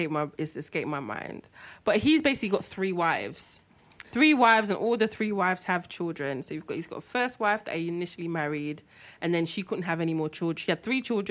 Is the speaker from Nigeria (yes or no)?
yes; Nigeria; being Nigerian, we all have, like, your granddad had, like, two wives or three wives or whatever.